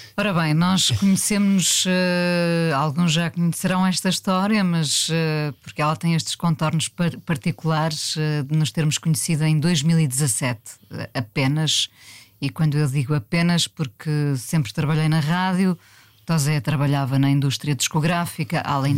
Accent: Mindelo, Norte, Portugal; moved away; also born or lived in Lisbon; eu nasci em Lisboa, mas os meus pais, que eram do Norte, voltaram para o Norte

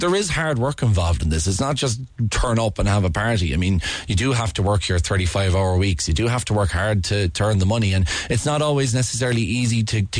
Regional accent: Ireland; as Irish people living in such a small island

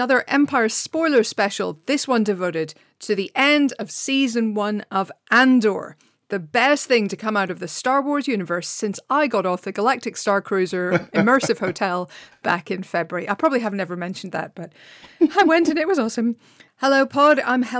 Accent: Ireland; No, as an Irish person

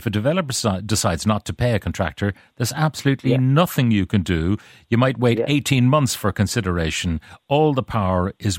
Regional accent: Ireland; born there; also born or lived in United States; home 2 years now from America, there for 23 years. I would not advise anyone to come home here, and I'm Irish born.

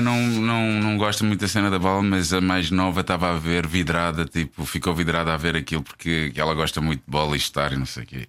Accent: Portugal; nós, enquanto Tugas

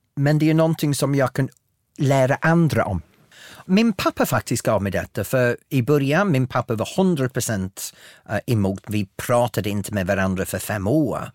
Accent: northern England, United Kingdom; accent: broad northern English; first language English; Swedish is a second language; moved away as an adult; now in Sweden; på engelska så har jag en väldigt bred norra engelsk dialekt

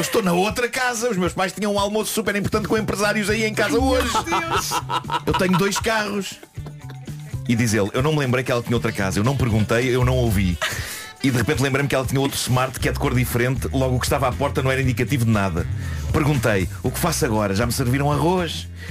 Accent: Lisbon, Portugal; eu sou de Lisboa

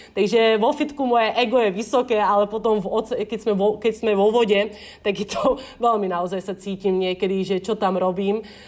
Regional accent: Slovakia; moved away as an adult; now in Bali, Indonesia; som zo Slovenska a nikdy som nevyrastala pri oceáne

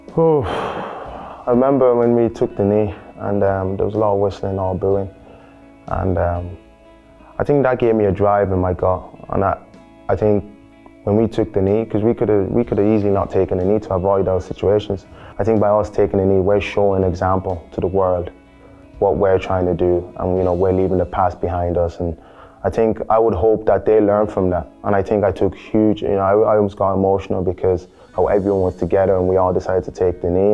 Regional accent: Ireland; also born or lived in Nigeria; we moved to we moved to Ireland 2000, 2005 December time, and uh, I remember the time my mom told me because my dad works. He was here. He's a nurse, and he got a nice job here. And he wanted to bring us over, you know, give us the opportunity in the education. And uh, I think it was a, uh, it was a strain because obviously I think I was eight at that time

